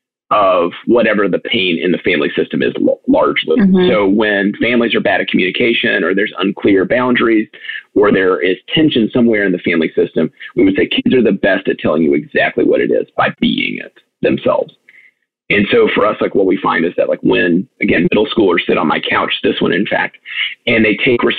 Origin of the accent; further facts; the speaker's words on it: United States; as American parents, I myself am one